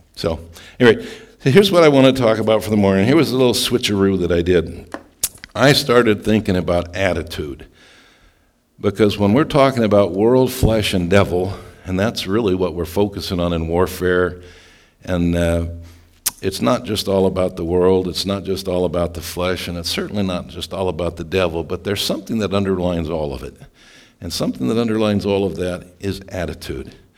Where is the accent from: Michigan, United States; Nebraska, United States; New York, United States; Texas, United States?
Nebraska, United States; Scottsbluff; moved away; also born or lived in Stillwater, Oklahoma; I grew up in Scotts Bluff, Nebraska, and Stillwater, Oklahoma